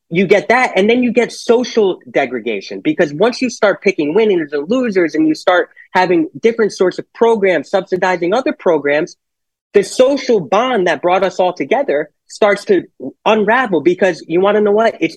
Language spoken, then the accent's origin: English; Monroe, Connecticut, United States; also born or lived in Norwalk; I was born in Norwalk, and he became the postmaster of Monroe, which is why I I went to Monroe and grew up mostly there.